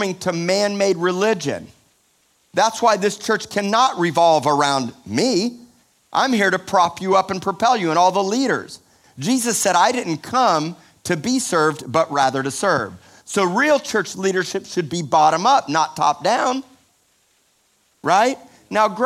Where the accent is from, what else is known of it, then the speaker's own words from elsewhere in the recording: Miami, Florida, United States; I'm from Miami